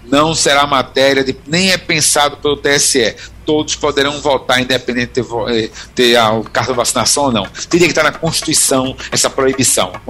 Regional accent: Recife, Pernambuco, Brazil; eu sou de Recife, mas eu voto há anos na rua da minha mãe, eu, uhum. em Olinda.

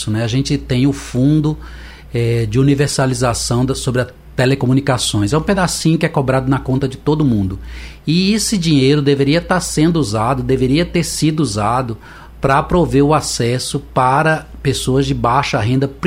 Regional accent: Lorena, São Paulo, Brazil; born there; Eu nasci no interior de São Paulo. Uhum. E lá em Lorena, na cidade que eu nasci, eu tive lá visitando com a minha mãe, levando ela para ver os parentes.

